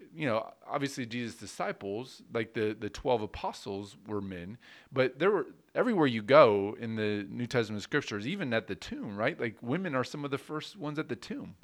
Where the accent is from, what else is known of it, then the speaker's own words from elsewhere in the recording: United States; as an American citizen